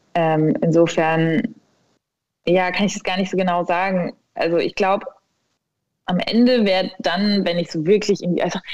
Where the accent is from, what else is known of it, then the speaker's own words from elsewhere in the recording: a village near Ulm, Baden-Württemberg, Germany; ich bin aufgewachsen in Süddeutschland, tatsächlich in einem 2000 Seelendorf ähm, in der Nähe von Ulm in Baden-Württemberg